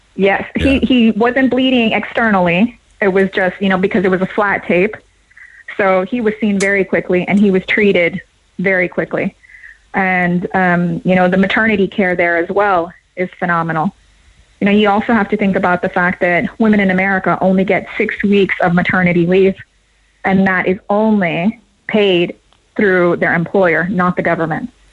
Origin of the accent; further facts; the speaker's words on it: United States; moved away as an adult; now in Cork, Ireland; I'm American, but I've lived here for um, seven years now.